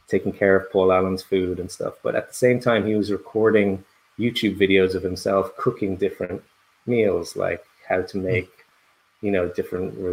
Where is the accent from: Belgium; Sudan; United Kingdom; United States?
Belgium; Brussels; accent: very soft; and I grew up in in in Belgium in Brussels, so my accent is very soft.